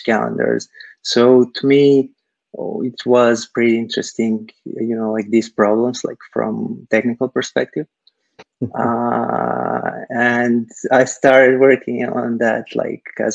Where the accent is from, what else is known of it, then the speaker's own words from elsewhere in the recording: Serbia; moved away as an adult; now in Silicon Valley, United States; I'm originally from Serbia, Eastern Europe. I moved to the US some like 8 years ago or so.